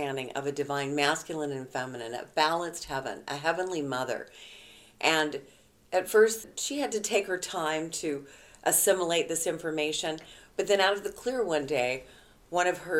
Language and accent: English; West Coast, United States; moved away as an adult; now in Midwest, United States; having been born and raised in the West Coast and just here in the Midwest the last couple of years